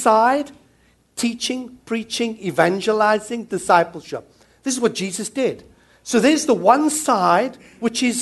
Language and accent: English; South Africa; now in New Zealand; Coming from South Africa, I'm South African